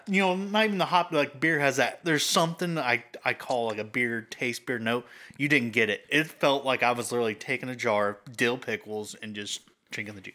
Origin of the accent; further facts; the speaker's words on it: Indiana, United States; I'm from Indiana